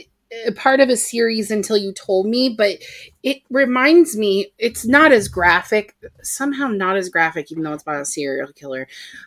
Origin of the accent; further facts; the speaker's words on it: Ohio, United States; now in Virginia, United States; I'm from Ohio.